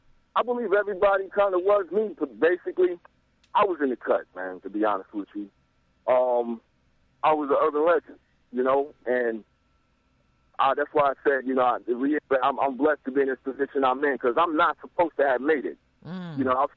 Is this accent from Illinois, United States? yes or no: no; Kentucky, United States; also born or lived in New York / Atlanta; I grew up in New York. I lived in Atlanta. You know, I'm from Kentucky, so I've been around.